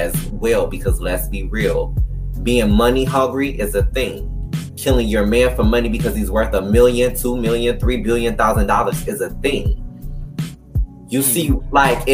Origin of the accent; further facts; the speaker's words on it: Detroit, Michigan, United States; I'm from Detroit, Michigan, where it's primarily 105% black. I didn't grow up with no white bitches. I grew up with a whole bunch of people of color